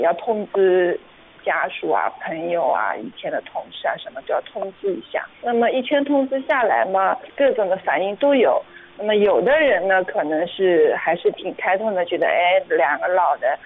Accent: Hangzhou, Zhejiang, China; 我呢是一土生土长的杭州人，在企业里面做 H R 的，我家里呢还有一个姐姐，我妈七十多，我爸八十多

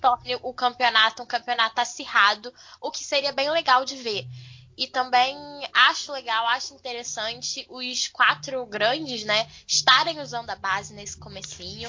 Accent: Brazil; nós somos brasileiras

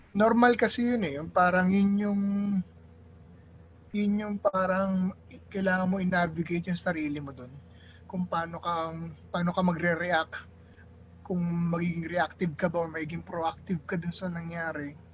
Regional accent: Ilocos Region, Philippines; Kunwari, ako, Ilocano. Ilocano ako. Ilocano ako.

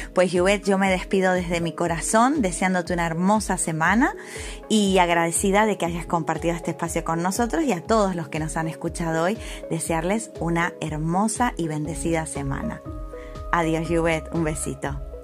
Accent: Argentina; moved away as an adult; now in Canary Islands, Spain; como decimos nosotros en, Argentina

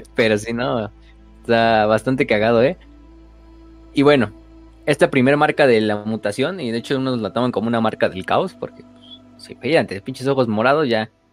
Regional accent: Mexico; Como mexicanos

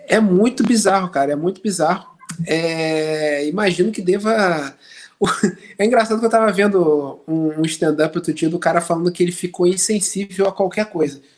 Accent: Brazil; moved away

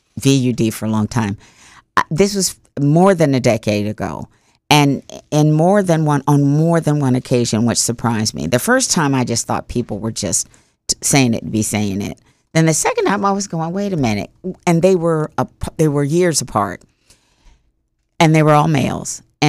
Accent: Ghana; And I said, why do you think I come from Ghana? I came from Ghana.

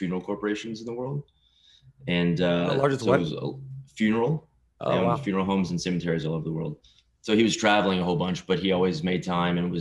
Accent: Lufkin, Texas, United States; also born or lived in Houston, Texas; I'm from Texas, a smaller town called Lufkin between Houston and Dallas. Grew up there

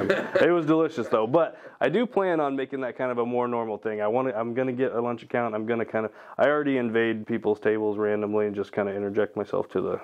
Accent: Norwalk, Iowa, United States; moved away as an adult; also born or lived in Florida / Colorado; I'm from Iowa. I graduated from Norwalk High School. I went to school pretty much the entire time there

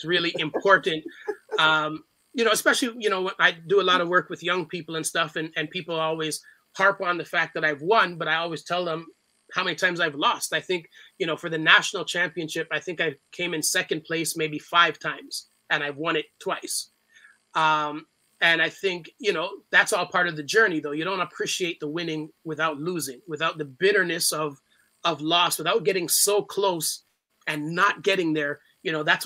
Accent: Toronto, Ontario, Canada; growing up in Scarborough

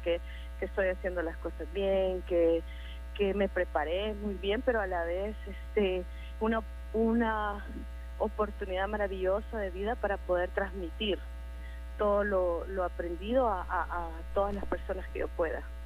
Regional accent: El Salvador; Como salvadoreños

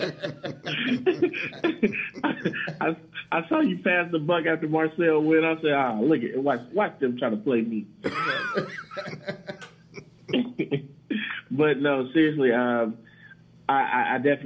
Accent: Mississippi, United States; my home state

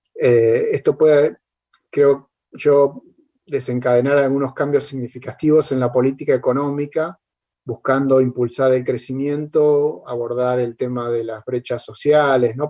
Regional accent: Argentina; como argentino

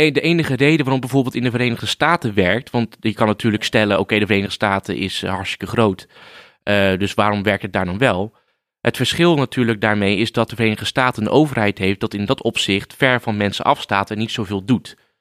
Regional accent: Rotterdam, South Holland, Netherlands; Ik kom uit eh, Rotterdam, dus ik voel me een Rotterdammer

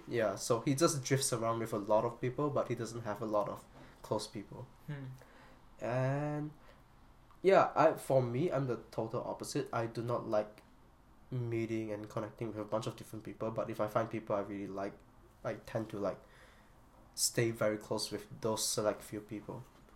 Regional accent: Malaysia; English is a second language; myself as a Malaysian

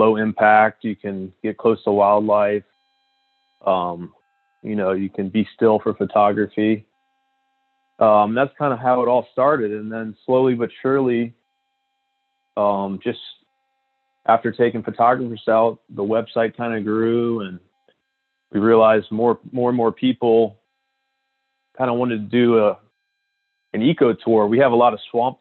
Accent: New Orleans, Louisiana, United States; I'm from New Orleans. I grew up in New Orleans.

